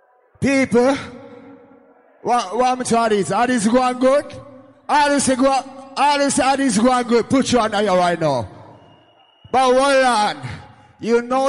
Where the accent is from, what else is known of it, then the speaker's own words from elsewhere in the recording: Jamaica; I come from Jamaica